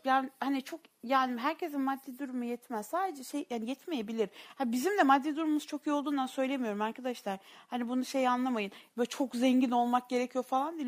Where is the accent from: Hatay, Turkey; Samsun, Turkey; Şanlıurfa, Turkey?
Samsun, Turkey; moved away; bak ben Samsunluyum Meral Hanım, Samsunluyum